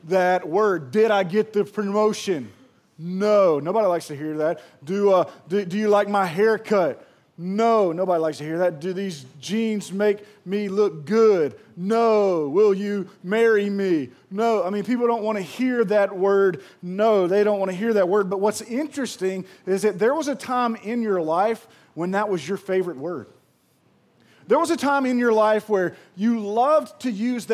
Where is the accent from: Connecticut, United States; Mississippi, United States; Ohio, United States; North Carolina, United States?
Mississippi, United States; Pearl; moved away; I am from Pearl, and I'm so proud of that place that's grown up